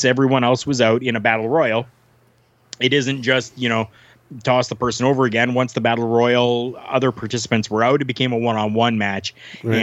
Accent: Canada; I'm from Canada, like I'm born and raised

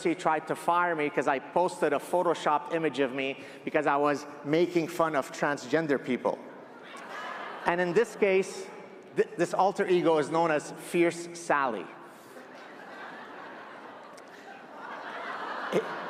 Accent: Lebanon; I grew up in the Lebanese Civil War, and my parents would tell me, one of the ways that you would die in Lebanon

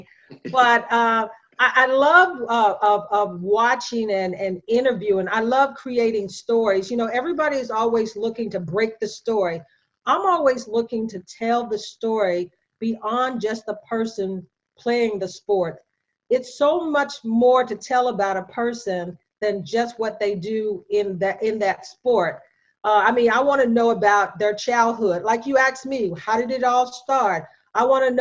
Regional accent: West Virginia, United States; moved away; I'm from West Virginia originally.

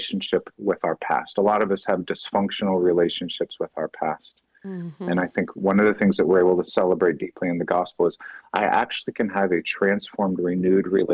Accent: Dallas, Texas, United States; growing up in the Bible church world in Dallas

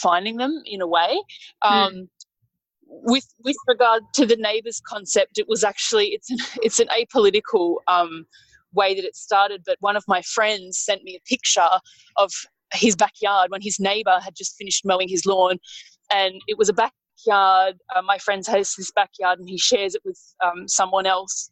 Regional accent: Sydney, New South Wales, Australia; I'm a writer from Sydney

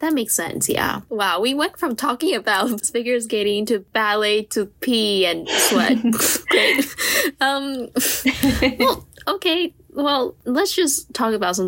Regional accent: Taiwan; moved away as an adult; I'm from Taiwan

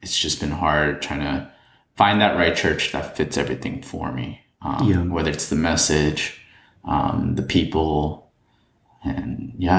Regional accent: United States; Being Korean American

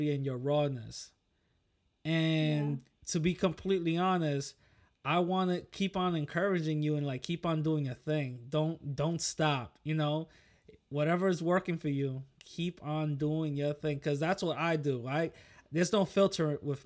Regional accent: New York, United States; I'm from New York, so we got our own little, you know, we got our own little way of, you know, talking

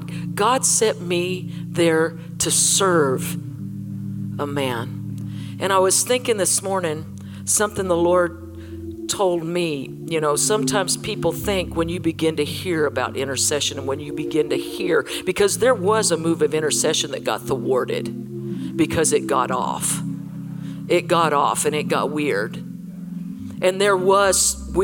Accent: Colorado, United States; I was from Colorado

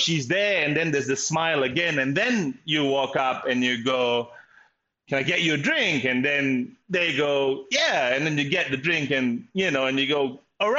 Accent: Malaysia; also born or lived in Kuala Lumpur; now in Melbourne, Australia; I'm obviously Malaysian, and I live in Melbourne.

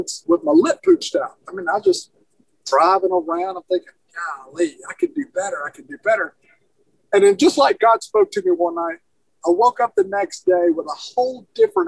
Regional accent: Alabama, United States; now in Soddy Daisy, United States; I'm originally from Alabama. Now I live in Soddy Daisy.

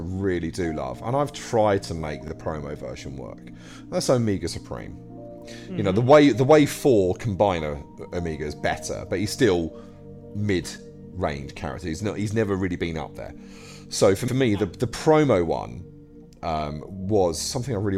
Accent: England, United Kingdom; I'm English

